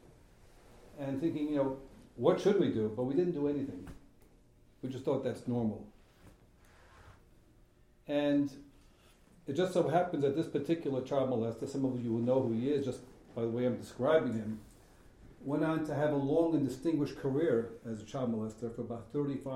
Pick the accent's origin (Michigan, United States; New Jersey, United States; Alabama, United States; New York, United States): New York, United States; New York City; I grew up in Borough Park, two religious parents, war survivors